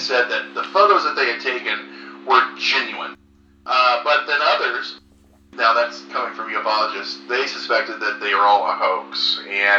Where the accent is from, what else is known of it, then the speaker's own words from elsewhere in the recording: Central Illinois, United States; also born or lived in Chicago suburbs; now in Chicago, United States; I'm originally from Central Illinois. Now we both live, John's in the city, and I'm in a suburb about 5 minutes from the city.